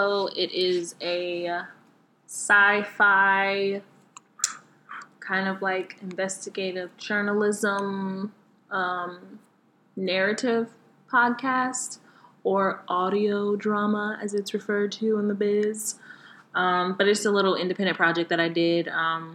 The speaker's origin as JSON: {"language": "English", "region": "Southern US", "country": "United States", "accent": "heavy Southern", "said": "my heavy Southern accent"}